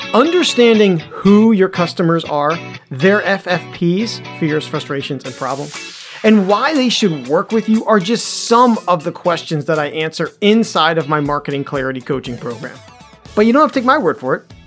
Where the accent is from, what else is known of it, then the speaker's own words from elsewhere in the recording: Cary, North Carolina, United States; moved away; my hometown of Cary, North Carolina.